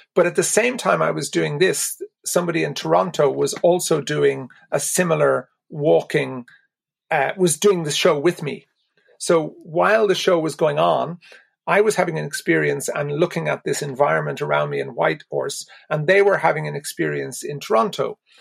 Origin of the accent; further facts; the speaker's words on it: Ireland; being Irish meant an awful lot to me.